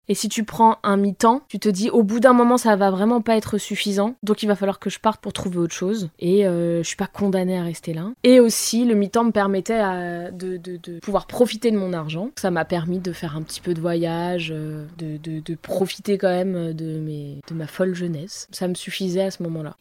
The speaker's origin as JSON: {"language": "French", "area": "Val-d'Oise", "region": "Île-de-France", "country": "France", "tie": "born or raised there", "lives_now": "Paris, France", "said": "j'ai grandi dans le Val d'Oise, dans une petite ville qui s'appelle Pierrelet, à côté de Cergy-Pontoise"}